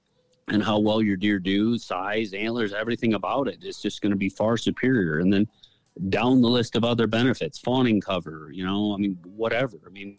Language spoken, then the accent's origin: English; Michigan, United States; it's where I grew up in Michigan.